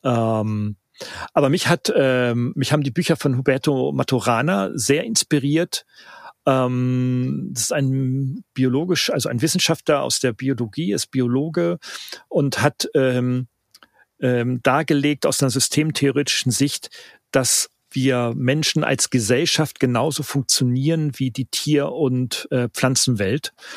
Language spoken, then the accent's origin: German; Northern Germany, Germany; ich bin ja Norddeutscher